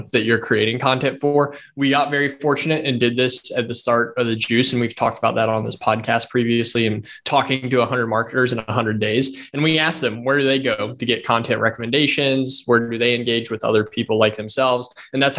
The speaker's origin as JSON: {"language": "English", "region": "Indiana", "country": "United States", "said": "we're from the Hoosier State"}